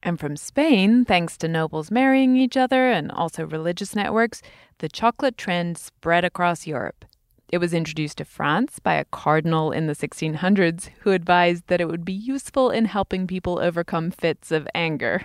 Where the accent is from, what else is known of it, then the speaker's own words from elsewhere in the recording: United Kingdom; As a Brit